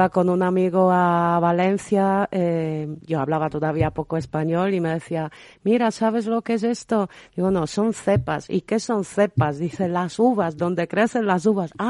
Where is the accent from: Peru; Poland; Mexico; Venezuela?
Poland; Spanish is a second language; así que soy la polaca esta que sabe